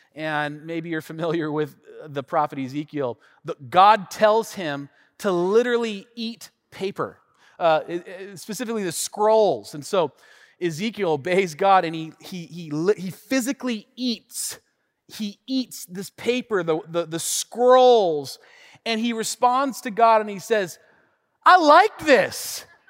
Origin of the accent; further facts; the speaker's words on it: Tacoma, Washington, United States; also born or lived in Tennessee; I grew up here in the Northwest, specifically the North End of Tacoma, born and raised